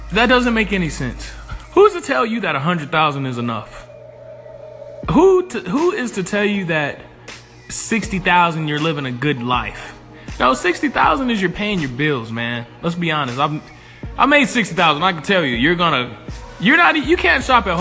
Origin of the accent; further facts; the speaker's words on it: Atlanta, Georgia, United States; I'm an investor from Atlanta, Georgia